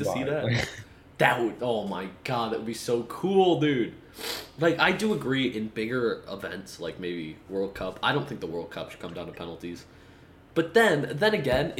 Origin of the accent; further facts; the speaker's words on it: United States; I being an American soccer fan